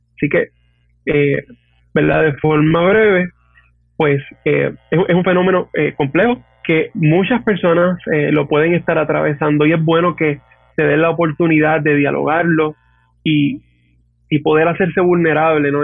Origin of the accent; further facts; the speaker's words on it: Hatillo, Puerto Rico; also born or lived in Arecibo; Yo soy natural de Atillo eh, ¿verdad? Básicamente toda mi, toda mi infancia y adolescencia, etcétera, fue en natilla